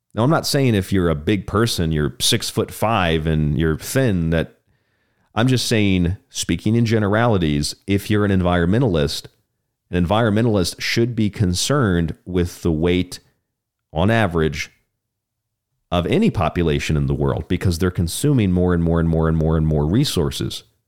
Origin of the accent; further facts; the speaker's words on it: Orlando, Tampa, Saint Petersburg, Florida, United States; I grew up in Orlando, Tampa, Saint Pete, Disney World, Universal, it's all right there